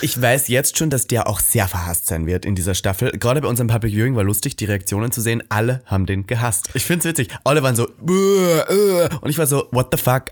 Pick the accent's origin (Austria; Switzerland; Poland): Austria; now in Germany; meine Heimat Österreich